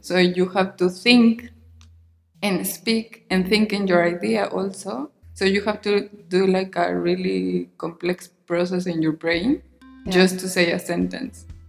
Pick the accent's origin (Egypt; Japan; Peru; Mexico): Mexico; English is a second language; moved away; in Mexico, even when you think we need English, we are not using it never